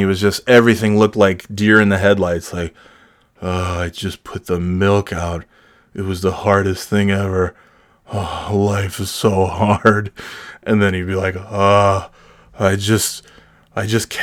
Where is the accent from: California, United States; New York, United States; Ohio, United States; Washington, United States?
New York, United States; born or raised there; moved away